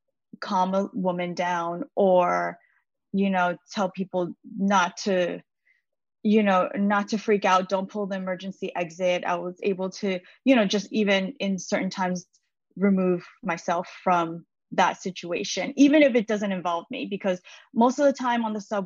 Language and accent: English; New York City, New York, United States; I was born and raised in New York City. So I'm very much American